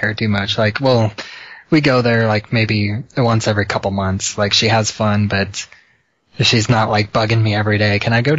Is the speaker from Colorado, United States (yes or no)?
no; Illinois, United States; I'm from Illinois.